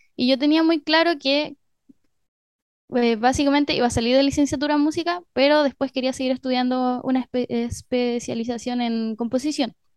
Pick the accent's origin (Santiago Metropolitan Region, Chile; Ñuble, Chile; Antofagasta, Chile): Antofagasta, Chile; Mejillones; moved away as an adult; also born or lived in Curicó / Arica; now in La Serena, Chile; Después viví en Arica hasta los ocho años. Luego me fui a Mejillones, que es un pueblo que queda a una hora de Antofagasta. Ahí estuve hasta los 18.